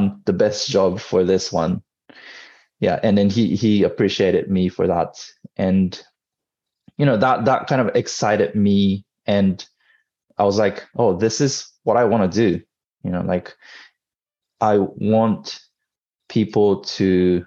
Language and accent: English; Tokyo, Japan; also born or lived in United States; born and raised in Tokyo